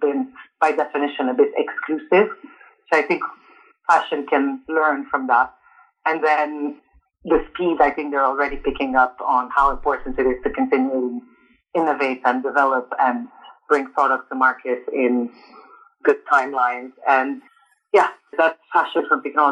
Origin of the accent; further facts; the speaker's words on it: Montreal, Quebec, Canada; moved away as an adult; also born or lived in Lebanon / Paris, France; now in London, United Kingdom; Born in Lebanon, but immigrated to Canada when I was 3. So I grew up in Canada